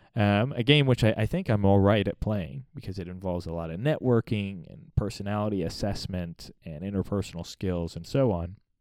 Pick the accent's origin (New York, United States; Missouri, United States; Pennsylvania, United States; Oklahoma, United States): Missouri, United States; born or raised there; also born or lived in Virginia Beach, Virginia